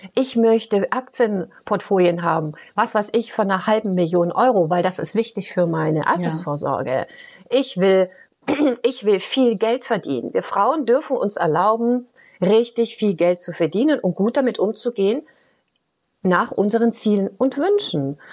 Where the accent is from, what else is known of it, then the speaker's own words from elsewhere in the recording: Germany; ich komme ja aus der DDR